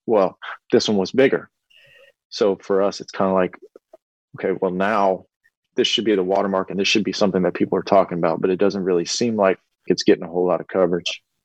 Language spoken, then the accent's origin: English; Lake Charles, Louisiana, United States; my hometown and the surrounding areas